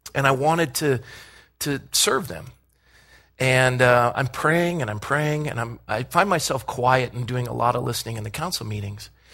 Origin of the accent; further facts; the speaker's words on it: Coronado, California, United States; I grew up in Coronado